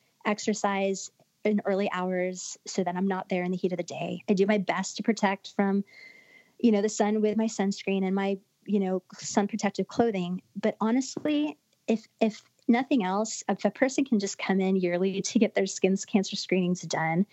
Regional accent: Florida, United States; I grew up in Florida.

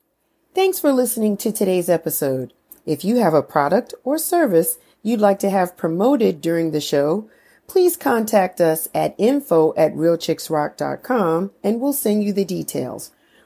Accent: New York City, New York, United States; you know Frankie Crocker was my idol growing up in New York City

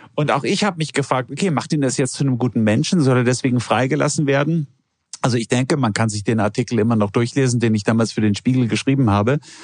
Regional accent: Germany; als Deutscher

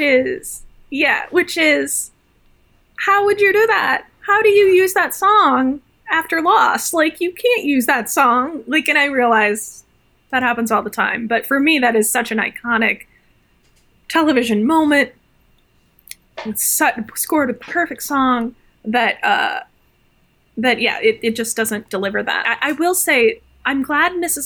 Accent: Midwest, United States; growing up in the Midwest

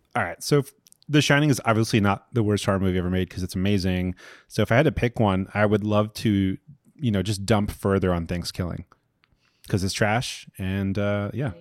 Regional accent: Long Island, New York, United States; I'm from Long Island

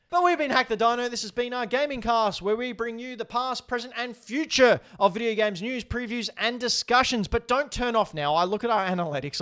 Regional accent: Australia; I'm Australian. I, I annou-, I enunciate things differently.

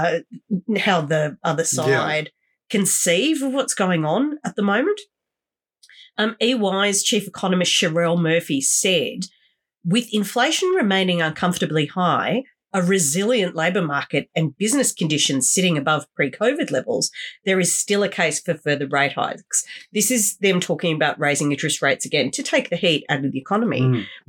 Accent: Wollongong, New South Wales, Australia; I'm from Wollongong. Look, I grew up with horrendous levels of especially youth unemployment around me

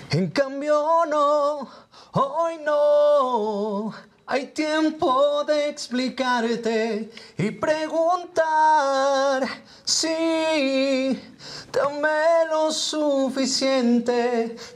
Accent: Hermosillo, Sonora, Mexico; De Hermosillo, Sonora.

